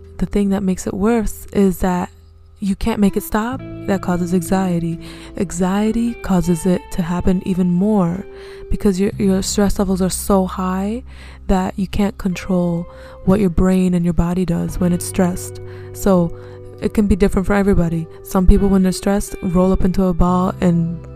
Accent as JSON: {"language": "English", "country": "United States", "accent": "American", "said": "we have an American accent."}